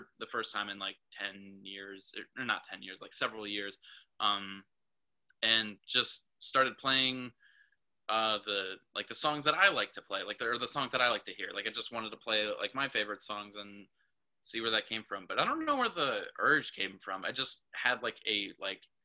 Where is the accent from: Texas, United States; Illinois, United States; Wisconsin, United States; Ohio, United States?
Wisconsin, United States; Port Washington; moved away as an adult; now in Milwaukee, United States; I'm from Port Washington. So just, you know, like 25 miles north of here, grew up right on the lake